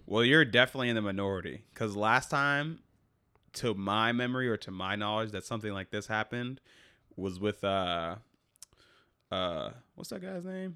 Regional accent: United States; I'm American

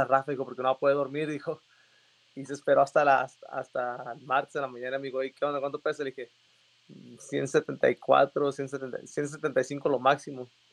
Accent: Mexicali, Baja California, Mexico; soy de Mexicali, Baja California. Empecé mi carrera en Mexicali

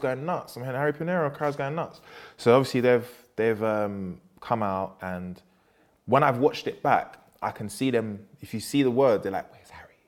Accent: London, United Kingdom; I'm from Peckham

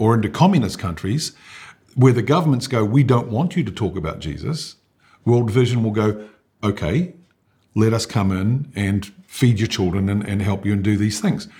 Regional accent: New Zealand; I born and bred in New Zealand

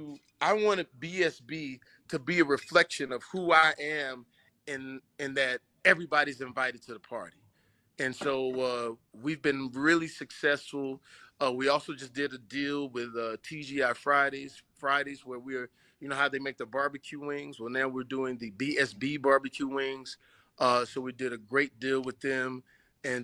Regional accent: the South, United States; You know, I'm from the South, so I know what Destin is going to be.

